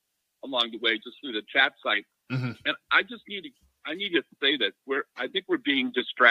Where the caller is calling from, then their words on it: California, United States; Hey, Mike … from Southern California.